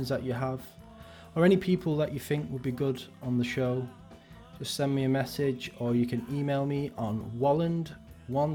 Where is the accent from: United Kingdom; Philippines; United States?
United Kingdom; Wigan, North West England; a fellow Wiganer